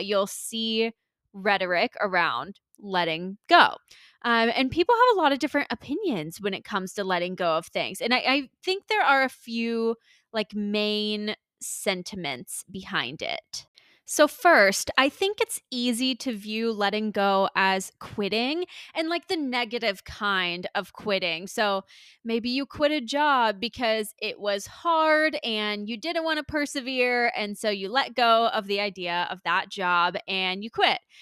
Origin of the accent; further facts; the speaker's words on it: Tampa, Florida, United States; moved away as an adult; I decided to move back to the Tampa Bay area of Florida, um, which is my hometown and where my parents are